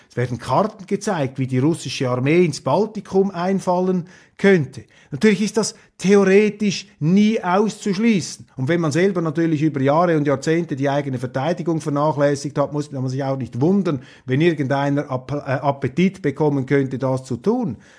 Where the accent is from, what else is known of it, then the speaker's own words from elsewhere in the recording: Switzerland; als Schweizer